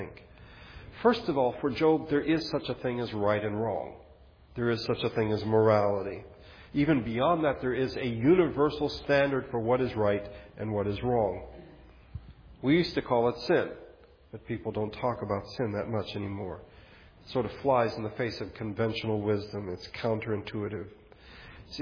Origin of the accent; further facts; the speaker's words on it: United States; as an American